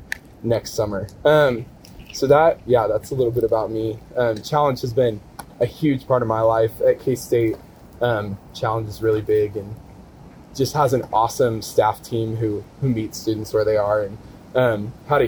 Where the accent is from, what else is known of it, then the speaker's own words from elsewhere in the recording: Kansas City, United States; So I grew up in Kansas City, kind of like Nate's story of kind of like the farm boy type lifestyle. That was not me at all. I grew up 10-15 minutes from downtown Kansas City.